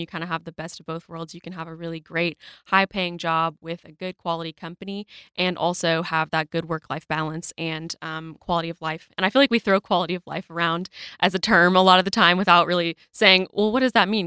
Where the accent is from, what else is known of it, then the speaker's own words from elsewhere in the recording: Rogers, Arkansas, United States; I am from Rogers